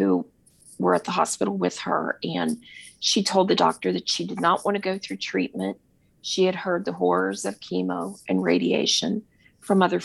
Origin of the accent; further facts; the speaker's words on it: Cincinnati, Ohio, United States; I'm from Cincinnati, Ohio